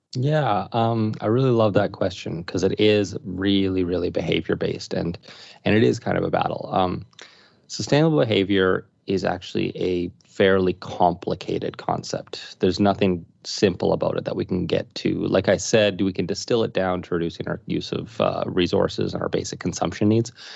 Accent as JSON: {"language": "English", "town": "Saskatoon", "region": "Saskatchewan", "country": "Canada", "tie": "born or raised there", "said": "was born and raised in Saskatoon"}